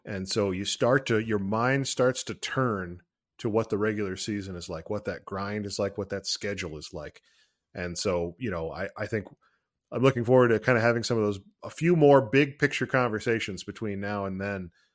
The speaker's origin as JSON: {"language": "English", "region": "Ohio", "country": "United States", "tie": "born or raised there", "said": "I'm from Ohio, and I am proud"}